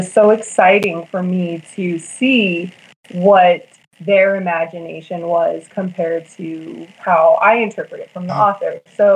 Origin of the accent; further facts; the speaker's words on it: Las Vegas, Nevada, United States; I am a native, so I'm actually from here, Las Vegas, Nevada.